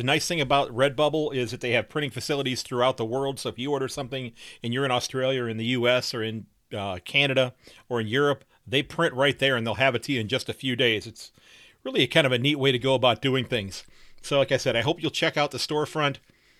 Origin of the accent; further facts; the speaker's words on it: Sandusky, Ohio, United States; from Sandusky, Ohio, and I'm glad that you're listening.